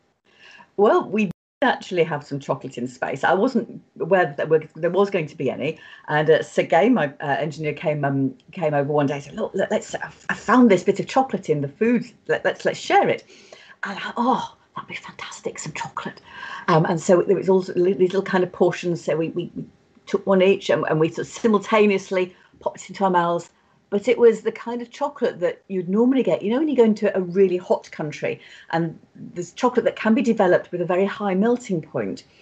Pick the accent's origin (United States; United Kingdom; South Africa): United Kingdom; being British